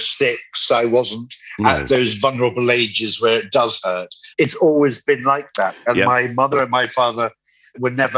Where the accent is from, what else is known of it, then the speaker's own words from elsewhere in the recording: London, United Kingdom; also born or lived in Devon; I was born in London. We went to Devon, came back to London, and then stayed in London ever since.